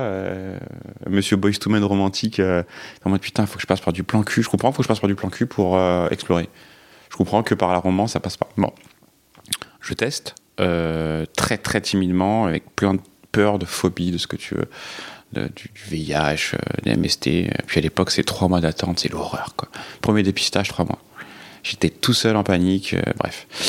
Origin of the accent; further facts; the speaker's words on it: Cergy, Île-de-France, France; j'ai grandi donc euh, à Sergi pontoise euh, dans un milieu très hétéro.